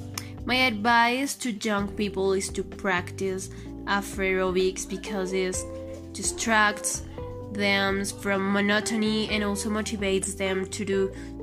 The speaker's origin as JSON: {"language": "English", "country": "Kenya", "tie": "born there", "said": "I was born on Maine in Kenya, Africa, and I'm 20 years old."}